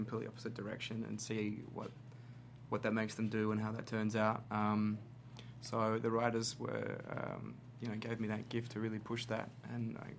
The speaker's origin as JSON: {"language": "English", "country": "Australia", "said": "I was in Sydney, in my home country of Australia"}